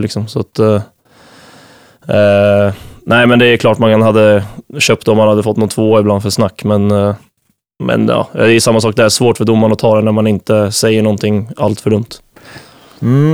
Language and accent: Swedish; Nyköping, Södermanland, Sweden; moved away as an adult; now in Visby, Sweden; ute på Arnö i Nyköping, där jag kommer ifrån